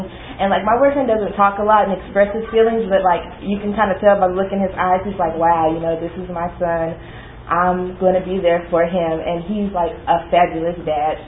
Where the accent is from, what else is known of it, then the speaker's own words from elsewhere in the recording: Dallas, Texas, United States; I was born here in Dallas.